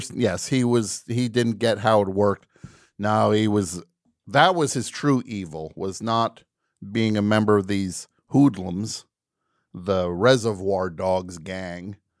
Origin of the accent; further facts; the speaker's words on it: New Jersey, United States; I grew up in New Jersey